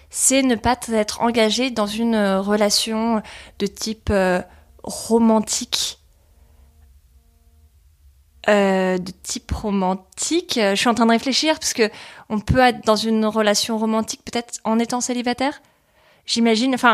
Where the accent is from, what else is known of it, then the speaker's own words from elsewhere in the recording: Paris, Île-de-France, France; Née à Paris, quoi, genre euh, la vraie.